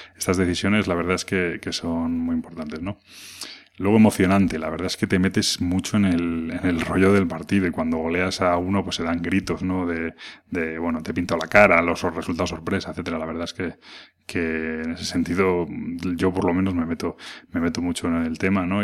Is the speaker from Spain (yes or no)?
yes; Madrid, Community of Madrid, Spain; soy de Madrid